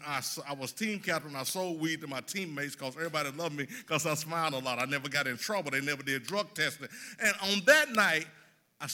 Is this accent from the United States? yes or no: yes; South Mississippi, United States; moved away as an adult; also born or lived in Dixon; now in Nashville, United States; I grew up in South Mississippi